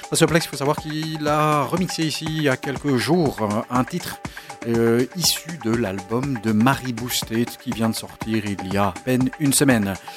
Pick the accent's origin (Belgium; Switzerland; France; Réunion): Belgium; On est belge